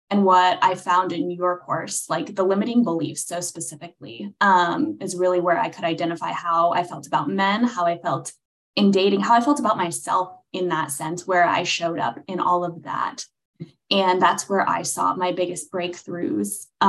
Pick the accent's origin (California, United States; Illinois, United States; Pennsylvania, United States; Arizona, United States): California, United States; Los Angeles; now in Nashville, United States; Yes, I'm from Los Angeles originally, but now living in Nashville as of about 2 years ago.